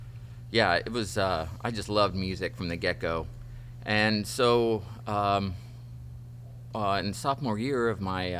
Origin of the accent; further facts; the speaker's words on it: Healdsburg, California, United States; also born or lived in Santa Rosa / Woodside; I grew up in Healdsburg